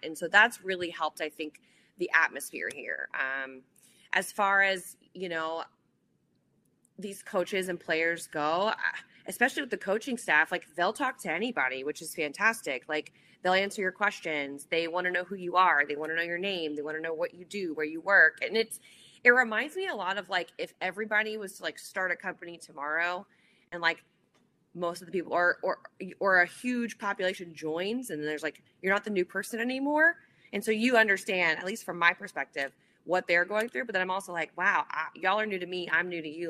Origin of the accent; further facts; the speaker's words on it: New Orleans, Louisiana, United States; moved away; also born or lived in Nashville; my hometown